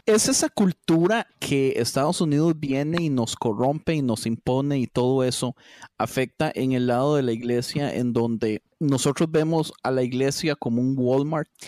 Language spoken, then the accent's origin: Spanish; Costa Rica; como tico